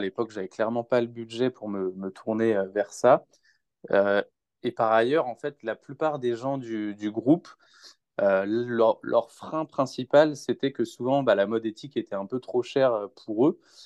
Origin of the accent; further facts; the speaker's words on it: Rennes, Brittany, France; moved away as an adult; now in Lyon, France; je suis originaire de Rennes, mais euh, je vis sur Lyon là, depuis près de deux ans